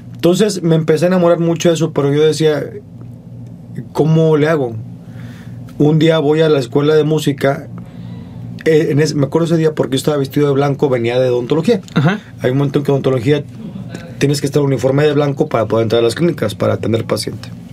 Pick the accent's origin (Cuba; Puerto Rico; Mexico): Mexico; Monterrey, Nuevo León; Soy de Monterrey.